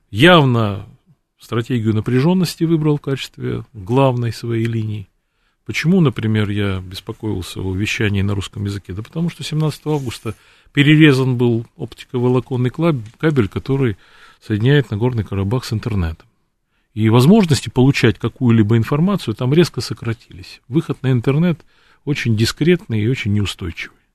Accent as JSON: {"language": "Russian", "town": "Batumi", "region": "Adjara", "country": "Georgia", "tie": "born there", "said": "Я русское лицо кавказской национальности. Родился в Батуми. Все мои предки русские, донские казаки"}